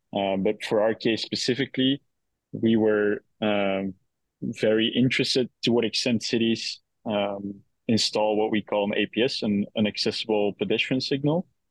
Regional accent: Belgium; moved away as an adult; now in New York, United States; originally, I, am uh, Belgian.

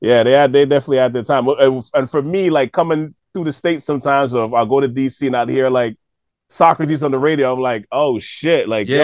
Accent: Toronto, Ontario, Canada; I mean, we're from Toronto, but this is what's kind of been happening here the last, like, 10, 15 years

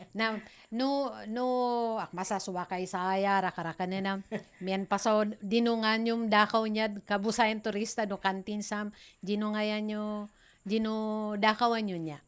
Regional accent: Itbayat, Cagayan Valley, Philippines; moved away as an adult; now in Sabtang, Philippines; originally from Itbayat

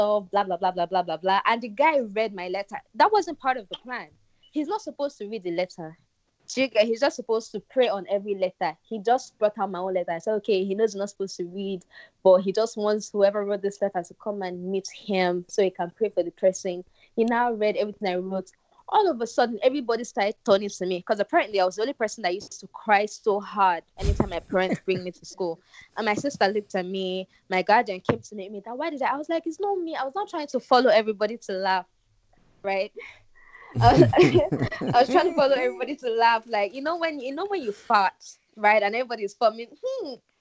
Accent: Nigeria; I went to Bellina Nigerian Primary School

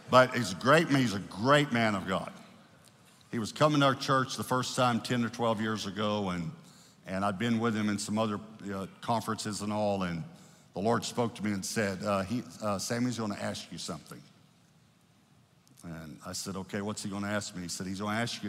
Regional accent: Texas, United States; I grew up in Texas. I've been here my whole life

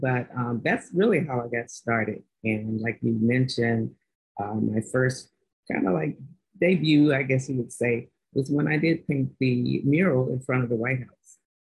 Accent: Washington, District of Columbia, United States; most of my family, and we're from Washington, D.C., so most of my family worked in the government

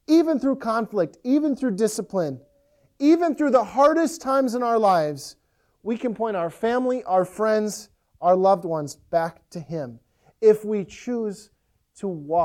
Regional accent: Ellsworth, Wisconsin, United States; When I was younger, it just popped in my head, we would go to Red Wing often. I grew up in Ellsworth, and Red Wing was the closest town that had a Walmart and a Target.

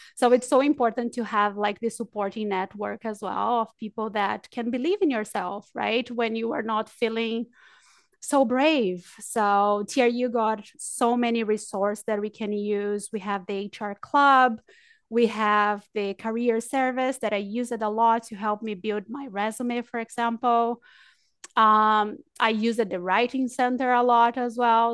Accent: Brazil; moved away; also born or lived in New Zealand; I'm from Brazil, but I lived in New Zealand for seven years

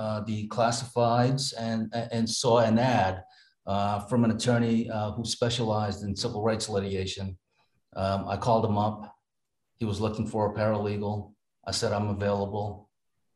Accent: New York, United States; now in Massachusetts, United States; I grew up in New York, in Brooklyn and Queens

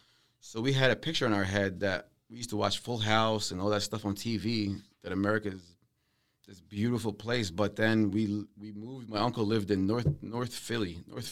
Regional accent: Palestine; also born or lived in Syria / Saudi Arabia; now in United States; So I'm Palestinian, born in Syria, lived in Saudi Arabia.

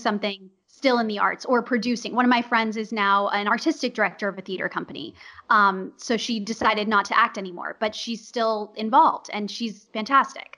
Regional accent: Los Angeles, California, United States; also born or lived in New York; I'm from Los Angeles

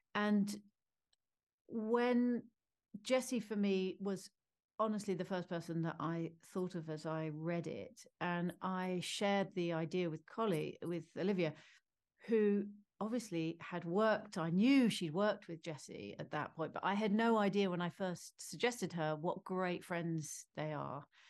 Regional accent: United Kingdom; as a Brit

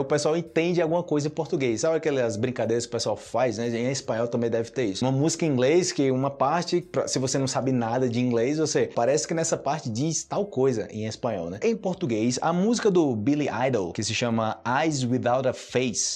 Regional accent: Brazil; eu sou do Brasil, eu ensino português

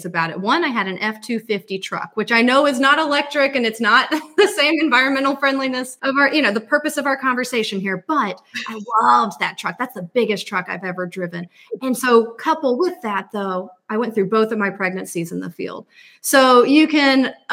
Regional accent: Alabama, United States; moved away as an adult; also born or lived in Georgia; I'm from Alabama, and I went to the University of Alabama, graduated in electrical engineering

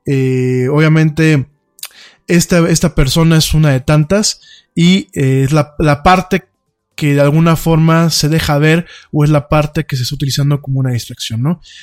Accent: Mexico; somos los mexicanos como muchos otros pueblos, somos gente muy barata

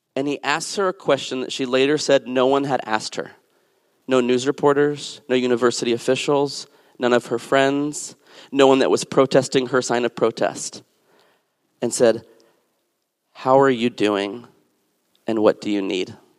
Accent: New Mexico, United States; also born or lived in the South and Southwest / Alabama; now in Washington, D.C., United States; I'm from New Mexico

